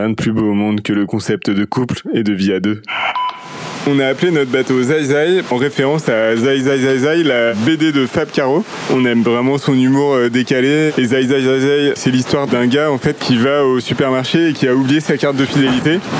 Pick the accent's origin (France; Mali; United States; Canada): France; La Trinité-sur-Mer, Brittany; Et du coup, on a choisi Technique Voile, basée à la Trinité-sur-Mer, le village de mon enfance, en Bretagne.